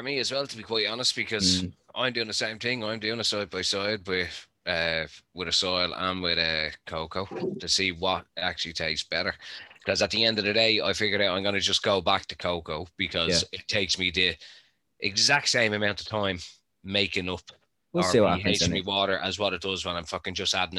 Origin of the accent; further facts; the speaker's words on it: Ireland; I am the Irish contingent of the panel.